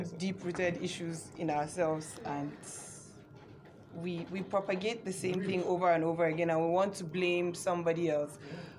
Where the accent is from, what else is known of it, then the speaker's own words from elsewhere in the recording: Jos, Plateau, Nigeria; this is in Jos, I'm from Jos